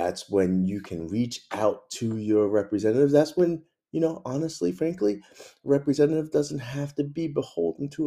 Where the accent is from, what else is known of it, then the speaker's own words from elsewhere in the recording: Mount Airy, Maryland, United States; I'm from Mount Airy